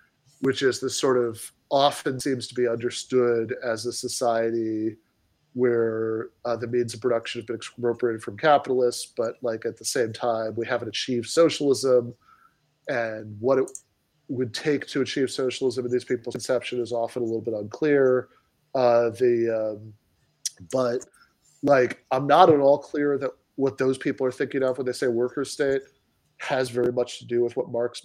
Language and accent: English; United States; I'm an American